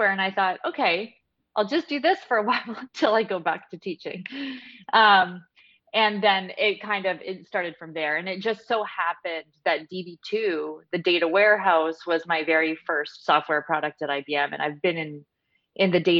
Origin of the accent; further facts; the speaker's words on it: Canada; I'm from Canada